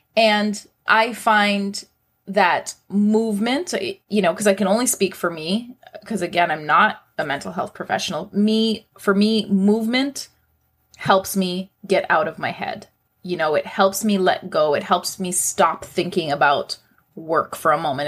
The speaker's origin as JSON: {"language": "English", "town": "Toronto", "region": "Ontario", "country": "Canada", "tie": "born or raised there", "said": "I was born and raised in Toronto."}